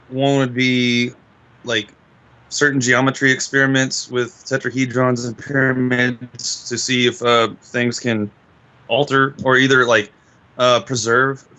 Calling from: Austin, Texas, United States; Uh, Austin, Texas.

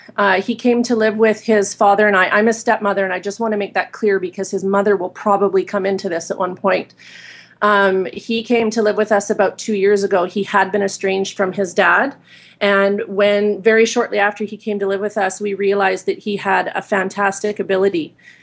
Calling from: Vancouver Island, British Columbia, Canada; I'm calling from Vancouver Island, Canada, just north of you, not too far.

